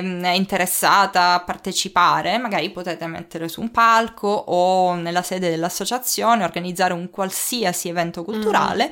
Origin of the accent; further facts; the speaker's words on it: Sicily, Italy; moved away as an adult; now in Germany; sono siciliana di fatto sono nata qualche miglio più in là di quella mm. linea